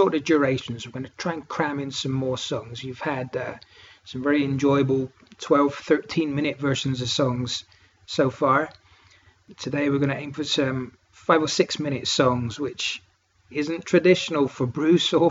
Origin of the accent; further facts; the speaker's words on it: Cornwall, South West England, United Kingdom; now in Northern England, United Kingdom; I'm what's known as a soft southerner. I come from Cornwall, which is as far south as you can go. And I live as far north as you can go in England